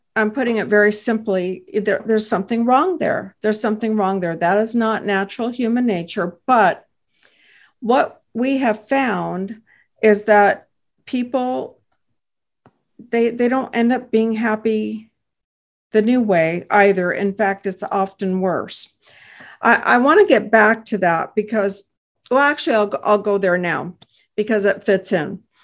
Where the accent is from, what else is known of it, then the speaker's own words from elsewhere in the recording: Texas, United States; I hail from Texas